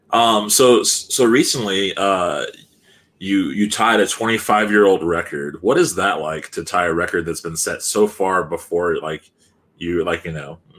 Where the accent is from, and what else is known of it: California, United States; moved away